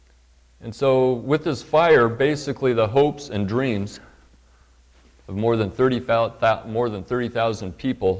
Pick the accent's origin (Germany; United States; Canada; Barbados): United States; Paradise, California; now in Redding, United States; that town was my hometown. I did 8th grade through high school up there. I'm a graduate of Paradise High School